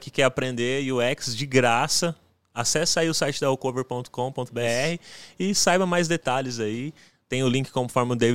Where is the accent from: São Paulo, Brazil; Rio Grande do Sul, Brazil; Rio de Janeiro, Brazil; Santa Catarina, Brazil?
São Paulo, Brazil; José Bonifácio; E ainda mais na minha cidade, que eu sou lá de José Bonifácio, é interiorzão, cara.